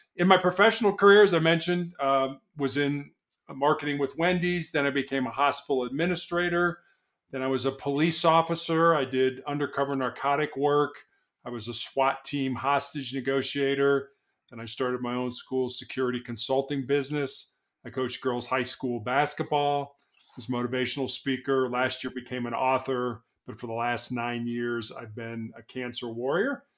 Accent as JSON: {"language": "English", "town": "Chicago", "region": "Illinois", "country": "United States", "tie": "born or raised there", "also_born_or_lived": "Charleston, South Carolina", "moved": "yes", "said": "born and raised in Chicago"}